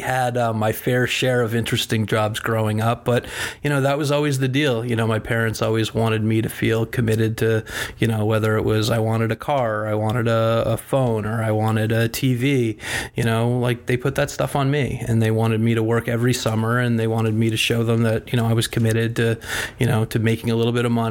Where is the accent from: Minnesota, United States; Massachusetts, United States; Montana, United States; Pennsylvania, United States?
Massachusetts, United States; Newton; moved away as an adult; also born or lived in Chicago; now in Long Island, United States; I grew up in Newton, Massachusetts, which is a suburb of Boston